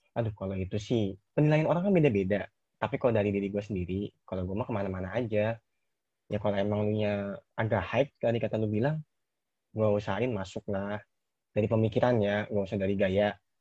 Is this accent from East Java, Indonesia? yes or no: no; Bogor, West Java, Indonesia; keinginan gua keluar dari Bogor, Nes. Gua kan orang Bogor